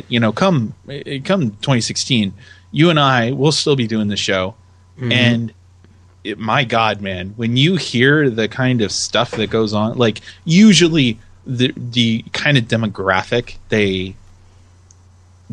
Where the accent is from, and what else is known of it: United States